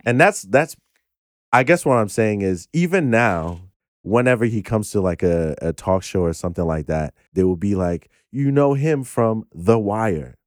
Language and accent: English; Ghana; I'm Ghanaian